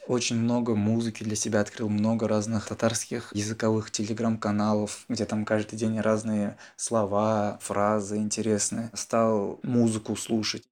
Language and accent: Russian; Bashkortostan, Russia; Я татарин, я родился в татарской семье. Сам я из Башкортостана